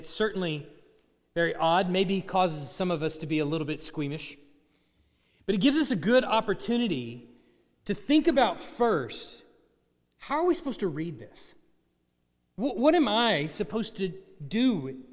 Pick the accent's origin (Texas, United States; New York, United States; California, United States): Texas, United States; Dallas; now in Tuscaloosa, United States; I grew up in the Dallas area